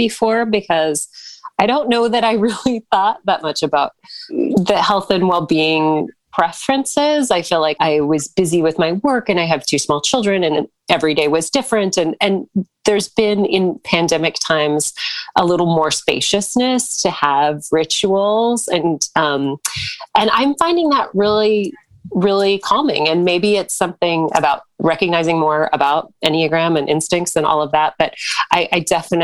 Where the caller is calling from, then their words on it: Central New Jersey, United States; I'm calling in from Central New Jersey